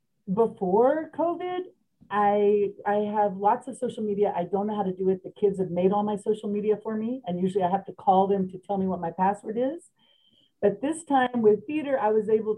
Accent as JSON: {"language": "English", "town": "Las Cruces", "region": "New Mexico", "country": "United States", "said": "I'm from Las Cruces"}